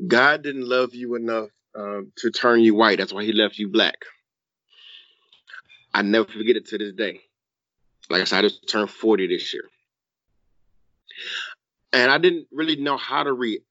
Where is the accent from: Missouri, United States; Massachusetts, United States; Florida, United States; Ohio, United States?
Ohio, United States; East Cleveland; me growing up in the inner city, I grew up in East Cleveland